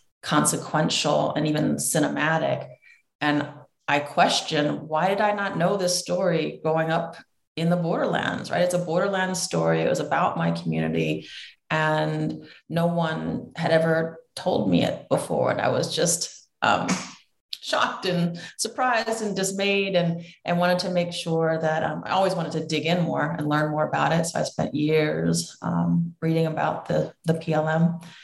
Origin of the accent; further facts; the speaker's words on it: San Diego, California, United States; So I was raised in the U.S.-Mexico borderlands. In particular, I grew up in San Diego, California.